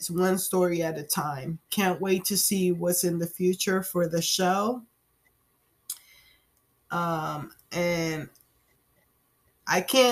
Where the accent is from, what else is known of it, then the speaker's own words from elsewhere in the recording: Puerto Rico; I am from Puerto Rico